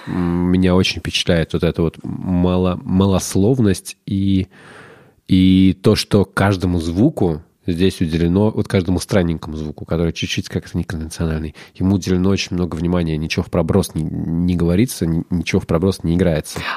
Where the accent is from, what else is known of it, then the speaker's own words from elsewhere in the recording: Russia; мы Russians